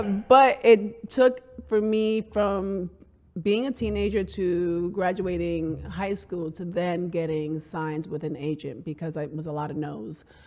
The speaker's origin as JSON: {"language": "English", "town": "New York City", "region": "New York", "country": "United States", "tie": "born or raised there"}